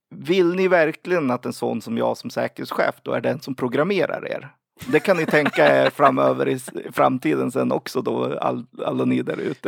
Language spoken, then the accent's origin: Swedish; Sweden; som typisk svensk